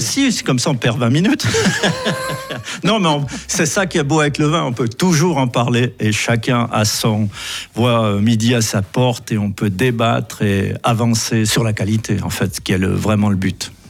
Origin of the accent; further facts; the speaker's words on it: Valais, Switzerland; chez nous en Valais